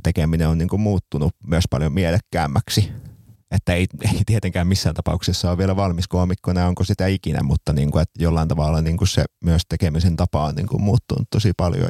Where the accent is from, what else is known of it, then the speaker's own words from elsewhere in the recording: Seinäjoki, South Ostrobothnia, Finland; Seinäjoella, mistä olen siis kotoisin